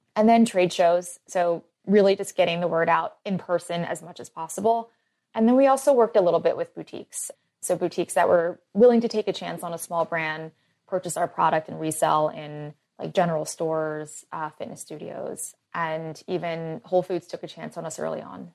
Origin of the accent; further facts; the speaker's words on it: Philadelphia, Pennsylvania, United States; I grew up in Philly